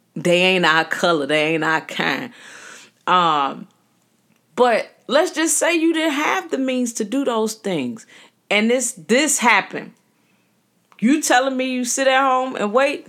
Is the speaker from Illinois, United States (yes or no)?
yes; Chicago, Illinois, United States; growing up in the city of Chicago, I tell people that I was birthed in Roseland, birthed in the hundreds, the wild hundreds. Um, but I was raised in Inglewood.